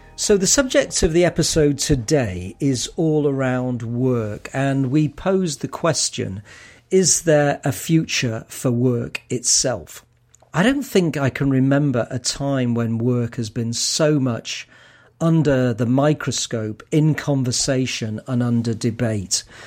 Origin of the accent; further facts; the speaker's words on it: Manchester, North West England, United Kingdom; I come from Manchester in the north of England